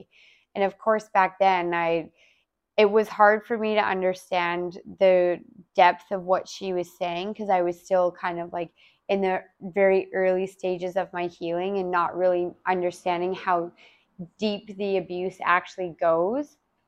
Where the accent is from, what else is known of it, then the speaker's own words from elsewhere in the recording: Calgary, Alberta, Canada; yeah, like I'm here from Calgary and blah, blah, blah.